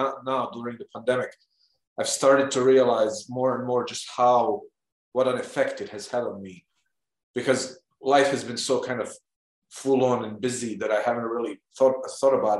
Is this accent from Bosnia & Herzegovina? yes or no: yes; Bosnia & Herzegovina; English is a second language; moved away; I'm originally from Bosnia, and you know, it was part of Yugoslavia when I was, you know, I was born in Yugoslavia.